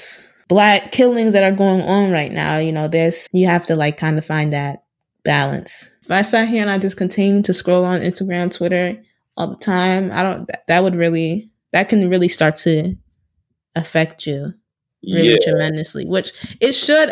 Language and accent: English; Florida, United States; I grew up in Florida